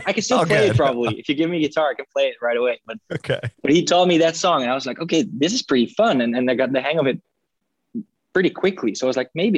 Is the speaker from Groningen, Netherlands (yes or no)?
yes; Groningen, Netherlands; also born or lived in Utrecht, Netherlands; I was raised in Groningen